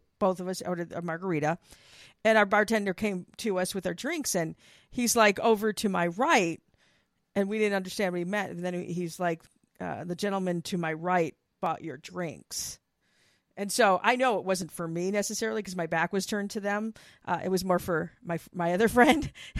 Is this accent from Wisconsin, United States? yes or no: yes; Wisconsin, United States; My thing is, look, I came from Wisconsin. So, yeah, there's, I mean, we dealt with snow. I didn't love living in the freaking cold and snow and all that.